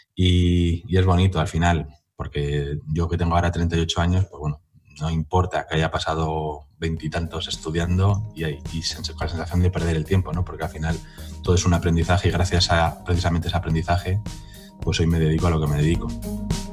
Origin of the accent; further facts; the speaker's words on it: Madrid, Community of Madrid, Spain; en mi pueblo, que no deja de ser Madrid la latina